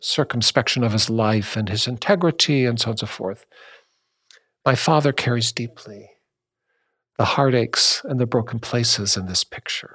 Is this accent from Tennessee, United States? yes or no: no; Washington, United States; my home state in Washington